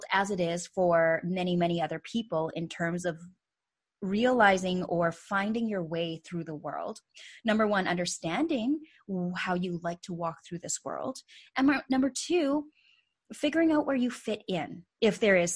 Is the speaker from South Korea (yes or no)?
no; Canada; also born or lived in Calgary, Alberta; I am a fellow Canadian. I am joining from the west side, though. So I'm calling in from Calgary, Alberta